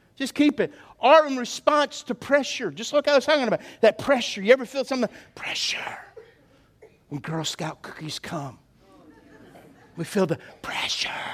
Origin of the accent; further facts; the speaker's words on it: South Louisiana, United States; I remember as a kid growing up in South Louisiana